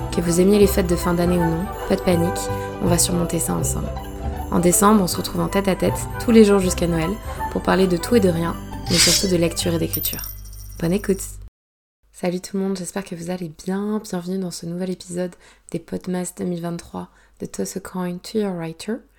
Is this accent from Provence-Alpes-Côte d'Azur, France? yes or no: yes; Provence-Alpes-Côte d'Azur, France; j'ai grandi en Provence